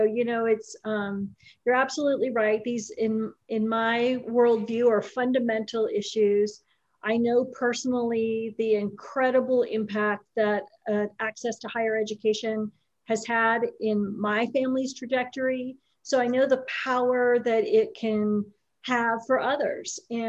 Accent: California, United States; also born or lived in Los Angeles; I was born in Los Angeles to a very young mom and a dad with addiction issues. And as a result, my brother and I moved all over the state of California as children.

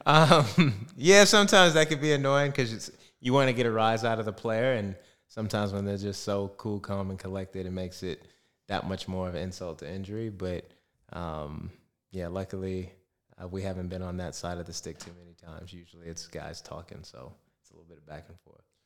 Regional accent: Arizona, United States; moved away as an adult; now in Perth, Australia; I'm still from Arizona

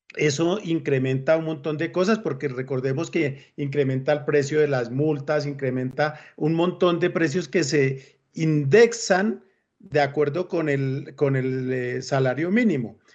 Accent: Colombia; me siento feliz de ser colombiano

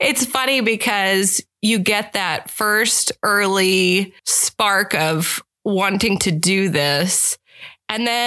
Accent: State College, Pennsylvania, United States; moved away as an adult; also born or lived in Boalsburg, Pennsylvania; now in Omaha, United States; I grew up in Bullsburg, went there until sixth grade. Sixth grade, went to State College, and then my high school was State College Area High School.

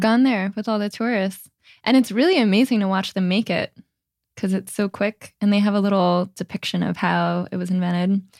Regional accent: New Jersey, United States; now in San Francisco, United States; growing up in New Jersey, it's just such a way of life

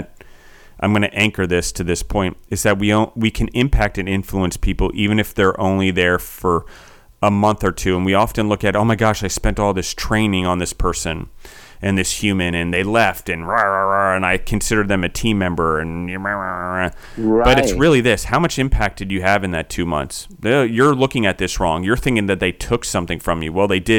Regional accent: Maryland, United States; accent: Maryland; also born or lived in Pennsylvania; I was born in Pennsylvania, moved when I was four to Maryland. So I have like this weird Maryland A, and then I bounced all over the world and picked up weird other parts of accents.

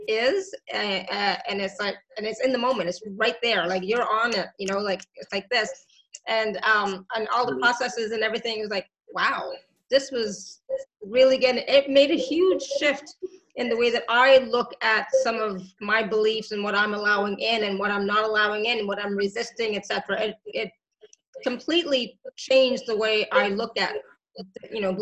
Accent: Canada; us healers out of Canada

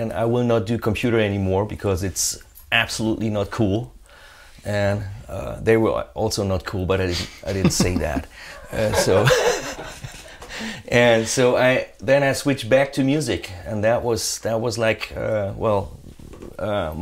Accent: Ruhr area, North Rhine-Westphalia, Germany; English is a second language; I grew up in the Ruhr area in Germany

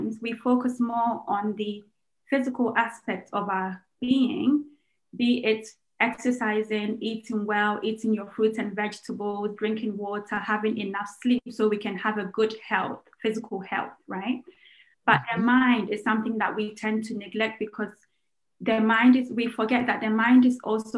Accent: Ghana; I'm Ghanaian

